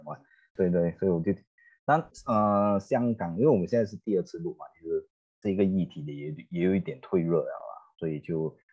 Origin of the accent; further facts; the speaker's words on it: Malaysia; 我们都马来西亚人